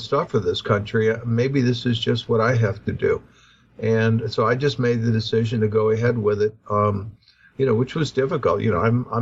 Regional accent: Lake Pontchartrain, Louisiana, United States; I grew up sailing on Lake Pontchartrain as a child

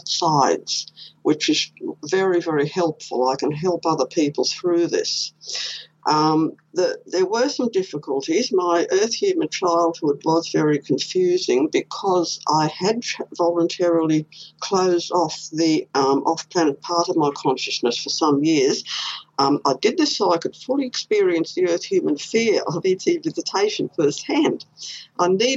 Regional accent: Queensland, Australia; I was born here in Queensland

